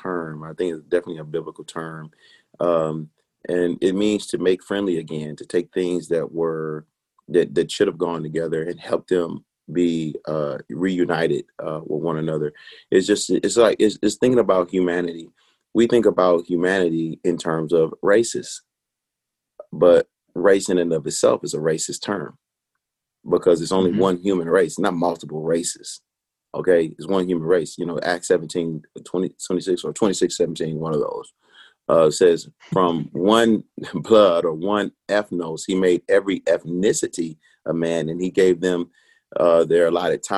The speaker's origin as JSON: {"language": "English", "town": "Detroit", "region": "Michigan", "country": "United States", "tie": "born or raised there", "moved": "yes", "lives_now": "Nashville, United States", "said": "I'm from Detroit, Michigan, a place I love"}